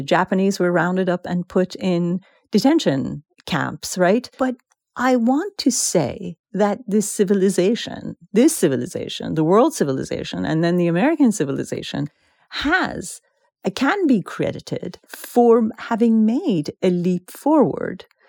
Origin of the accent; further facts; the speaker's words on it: Iran; now in United States; we as Iranians